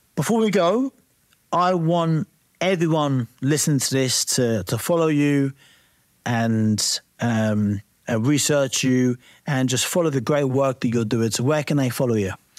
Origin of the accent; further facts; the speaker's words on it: East Anglia, Norfolk, East of England, United Kingdom; I come from East Anglia, um, you know, uh, Norfolk